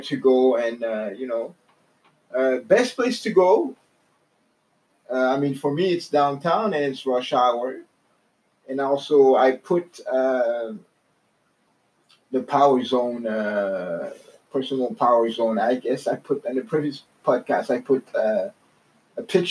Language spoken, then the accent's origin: English; Canada; I'm from Canada.